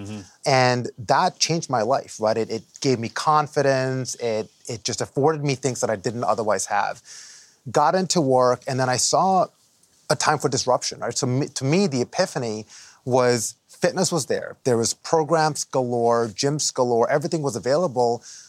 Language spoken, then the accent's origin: English; Dubai, United Arab Emirates; now in New Jersey, United States; I immigrated here from the Middle East, from Dubai, okay, in 91 to Jersey, right?